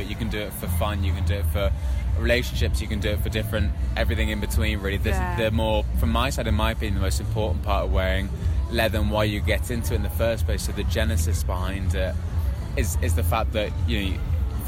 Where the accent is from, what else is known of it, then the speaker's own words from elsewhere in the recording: London, United Kingdom; I'm from London